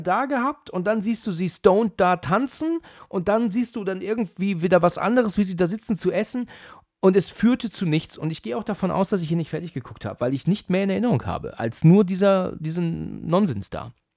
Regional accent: Germany; bei uns in Deutschland

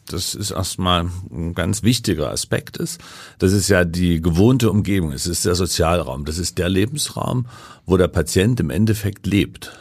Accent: Leipzig, Saxony, Germany; ich komme aus Leipzig, ja. also bin im Osten sozialisiert

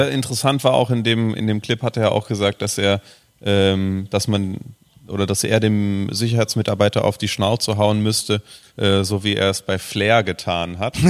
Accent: Frankfurt area, Hesse, Germany; also born or lived in Babenhausen / Aschaffenburg / Berlin; now in Cologne, Germany; ich komme ja so aus dem Raum Frankfurt, so. Ähm, ich habe da in Babenhausen lange gelebt und in Aschaffenburg

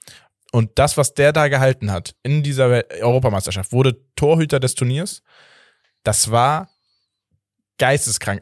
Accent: Portugal; als Portugiese

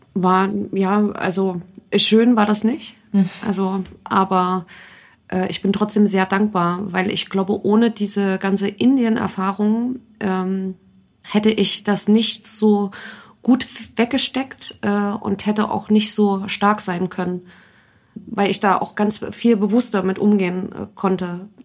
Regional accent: Leipzig, Saxony, Germany; Ich bin Leipziger Mädchen

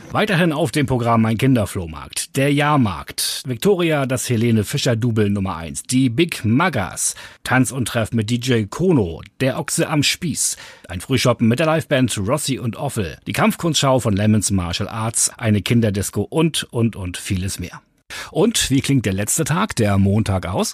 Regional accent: Dithmarschen, Schleswig-Holstein, Germany; bei uns in Dithmarschen

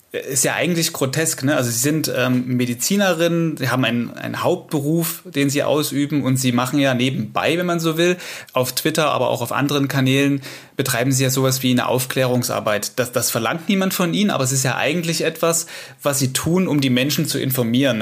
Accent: Saxony, Germany; hier bei uns in Sachsen

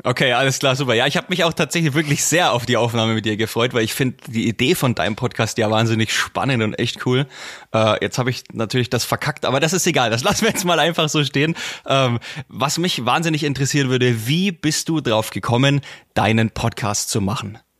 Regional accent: near Bamberg, Bavaria, Germany; Ich bin ja aus der Nähe von Bamberg, ich liege ja direkt zwischen Bamberg und Forchheim

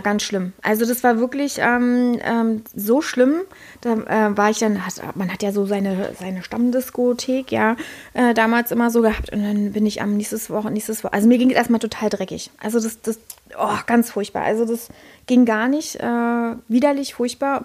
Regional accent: Berlin, Germany; now in Brandenburg, Germany; Ich bin Tresorkind, ja, also ich bin ein Berliner Tresorkind

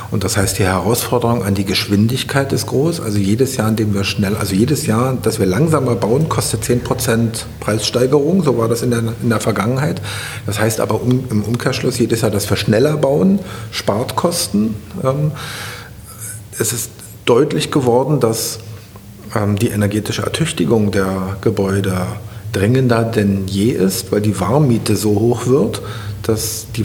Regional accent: East Germany, Germany; Das sage ich jetzt mal mit meinem Hintergrund meiner Jugend in DDR.

